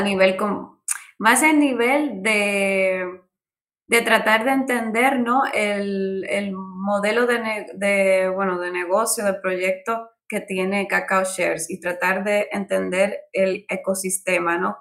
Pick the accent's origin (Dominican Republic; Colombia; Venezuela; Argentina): Dominican Republic; moved away as an adult; now in Barcelona, Spain; yo soy de República Dominicana, eh, vine, bueno, una isla del Caribe donde es verano todo el año. Estudié arquitectura allí